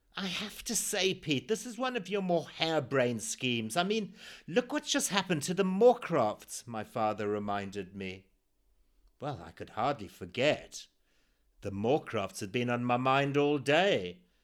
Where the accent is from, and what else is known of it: Zimbabwe; born or raised there